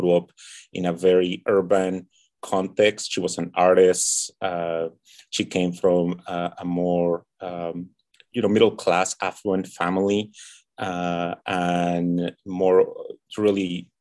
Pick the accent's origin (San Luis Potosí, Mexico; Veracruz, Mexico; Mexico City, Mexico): Mexico City, Mexico; I was born and raised in Tenochtitlan, that's Mexico City